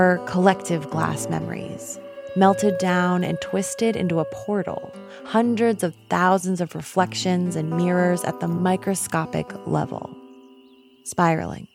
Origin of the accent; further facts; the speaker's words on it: New York, United States; now in Oakland, United States; I'm originally from New York State